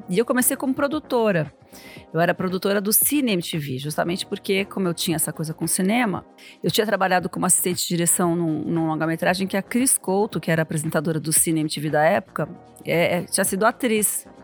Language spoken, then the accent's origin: Portuguese; São Paulo, Brazil; Quando eu era adolescente em São Paulo, nos anos 80